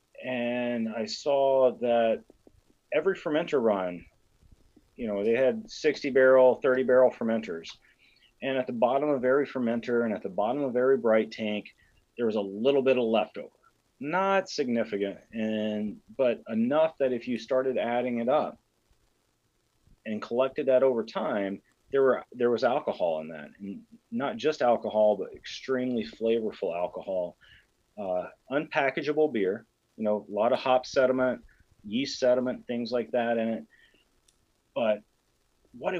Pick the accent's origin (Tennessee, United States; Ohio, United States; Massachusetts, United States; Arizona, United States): Tennessee, United States; Columbia; I'm from Columbia, Tennessee, which is, you know, just a few hours south of you there, right in the heart of a different whiskey country, which is Tennessee whiskey. Grew up 45 minutes from both the Jack Daniel's distillery and the George Dickel distillery